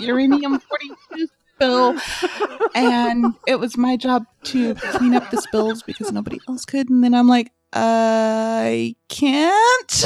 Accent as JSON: {"language": "English", "region": "Southern California", "country": "United States", "tie": "born or raised there", "said": "growing up in Southern California"}